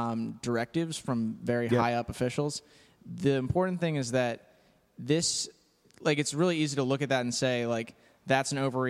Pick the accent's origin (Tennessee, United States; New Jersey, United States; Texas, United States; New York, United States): New Jersey, United States; Haddon Heights; also born or lived in Philadelphia; I'm from Haddon Heights, New Jersey.